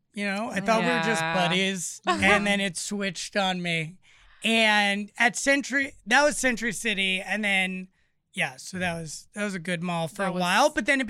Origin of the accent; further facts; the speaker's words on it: Los Angeles, California, United States; I grew up in Los Angeles.